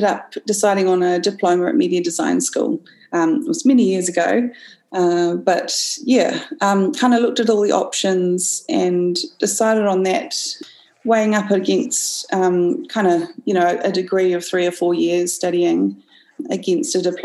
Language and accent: English; Auckland, New Zealand; I come from Auckland, Tāmaki Makaurau